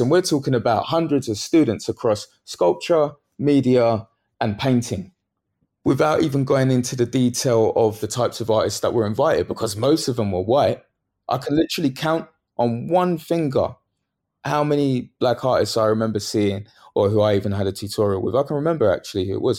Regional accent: London, United Kingdom; where my mum, where she lived, where I grew up in Bethnal Green

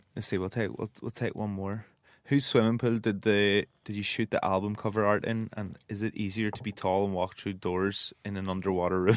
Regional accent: Northern Ireland, United Kingdom; I'm from the north, but I'm from Ireland

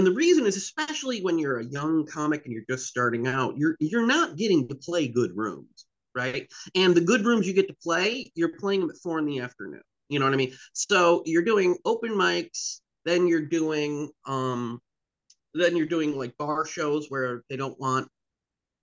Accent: the Berkshires, Western Massachusetts, United States; I grew up in the Berkshires, in Western Mass

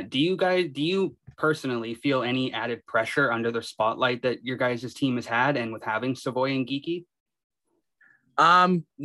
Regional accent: Chilliwack, British Columbia, Canada; I'm from Chilliwack

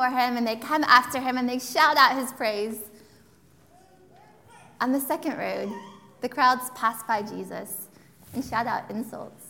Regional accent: Texas, United States; now in United Kingdom; when I grew up in Texas

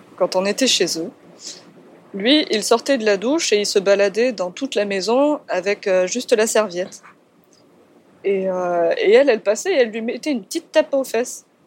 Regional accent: Nîmes, Occitania, France; je suis originaire de Nîmes à la base

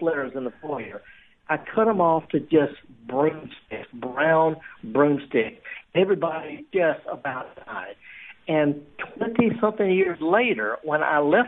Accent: the Delta, Mississippi, United States; I'm from the Delta

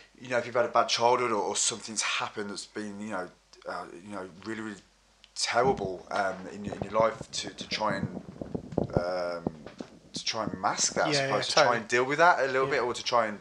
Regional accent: Wolverhampton, West Midlands, United Kingdom; moved away as an adult; now in London, United Kingdom; I'm from Wolverhampton, and this was before I moved to London

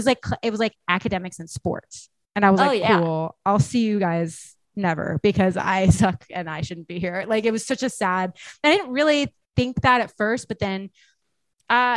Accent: San Jose, California, United States; I grew up in San Jose, California

